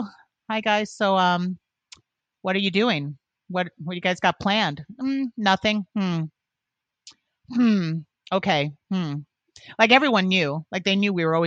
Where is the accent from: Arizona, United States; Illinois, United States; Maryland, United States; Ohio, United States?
Illinois, United States; Born and raised in Illinois, we lived in the same area. We went to the same high school